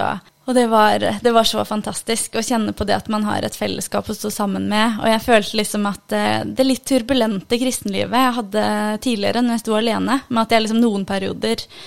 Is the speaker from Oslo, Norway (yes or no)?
no; Ulefoss, Telemark, Norway; er opprinnelig fra Iran, men er født og oppvokst i Norge. På en liten plass som heter Ulefoss.